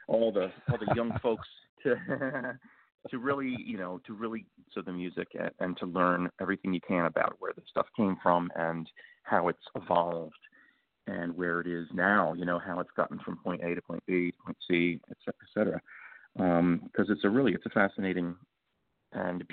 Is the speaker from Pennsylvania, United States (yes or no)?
yes; Philadelphia, Pennsylvania, United States; moved away as an adult; now in Los Angeles, United States; my early listening experiences of growing up in Philadelphia